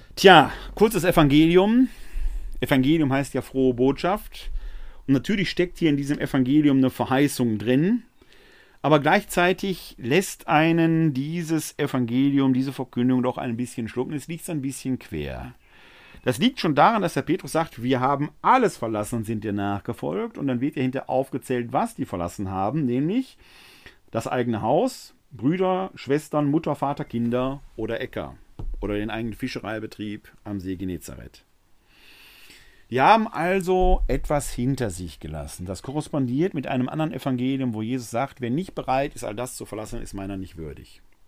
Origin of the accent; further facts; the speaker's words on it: Essen, North Rhine-Westphalia, Germany; Dass ich im Jahr 1966 als Kind eines Malers und einer Verwaltungsangestellten in Essen geboren wurde, habe ich mir nicht ausgesucht. Dass ich ein Kind des Ruhrgebiets bin und diese Mentalität in mir